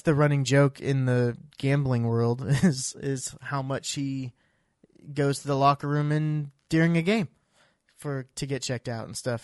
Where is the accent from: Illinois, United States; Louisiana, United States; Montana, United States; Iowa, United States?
Iowa, United States; I grew up in Iowa